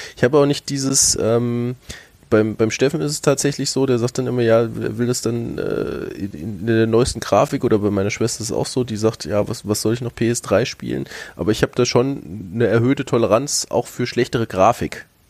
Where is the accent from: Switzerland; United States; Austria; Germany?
Germany; North Hesse; moved away; also born or lived in Lower Franconia; ich bin ursprünglich aus Nordhessen